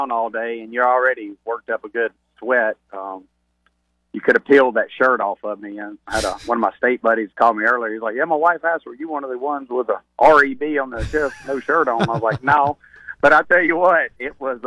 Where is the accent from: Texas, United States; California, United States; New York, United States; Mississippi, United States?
Mississippi, United States; Jackson; I'm born and raised in Jackson